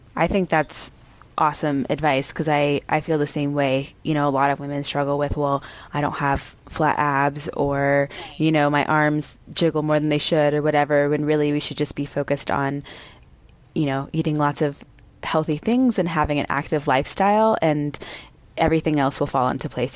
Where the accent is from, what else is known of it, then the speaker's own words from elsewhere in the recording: Texas, United States; I grew up in Texas